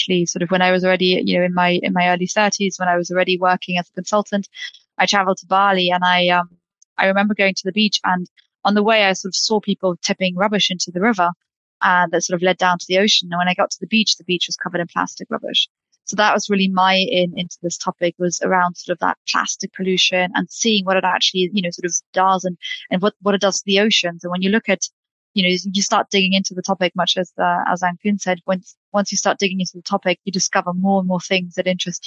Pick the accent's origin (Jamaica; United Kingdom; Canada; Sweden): United Kingdom; now in Paris, France; I'm based in Paris. I'm British by background.